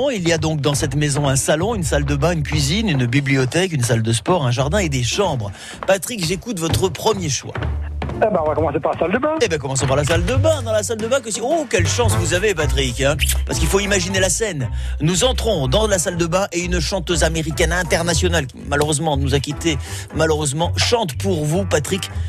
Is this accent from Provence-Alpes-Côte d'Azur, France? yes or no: no; Paris, Île-de-France, France; born there; Je suis né à Paris, Paris a beaucoup changé, ça ne me plaît pas beaucoup.